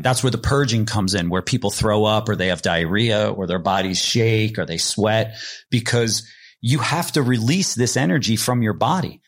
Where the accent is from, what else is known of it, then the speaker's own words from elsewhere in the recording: New Jersey, United States; my crew that I grew up with in New Jersey